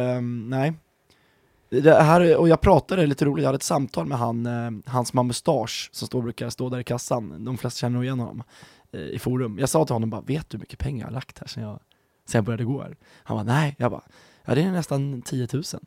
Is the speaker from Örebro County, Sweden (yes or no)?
no; Stockholm County, Sweden; moved away; jag är ju från eh, Stockholmsregionen. Eh, norr om Stockholm